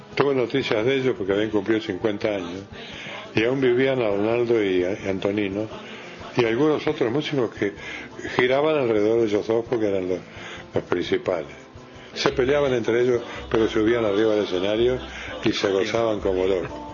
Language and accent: Spanish; Rocha, Uruguay; moved away; also born or lived in Montevideo; yo soy de Roche